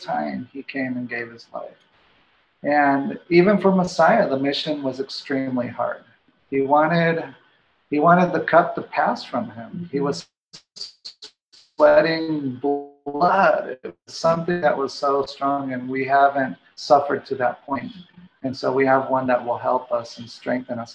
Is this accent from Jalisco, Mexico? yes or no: yes; Guadalajara, Jalisco, Mexico; moved away; also born or lived in Washington State; I was born and raised in Mexico, in Guadalajara